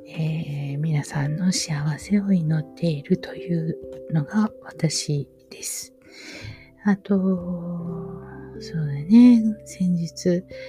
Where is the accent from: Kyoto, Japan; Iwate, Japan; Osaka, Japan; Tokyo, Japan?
Osaka, Japan; 私は大阪の中央区で育ったんですけれども